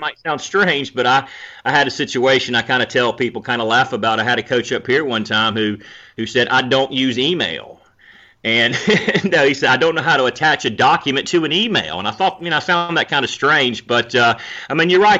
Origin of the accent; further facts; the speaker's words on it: North Carolina, United States; also born or lived in Georgia; growing up in North Carolina, covered North Carolina football the last twenty years or so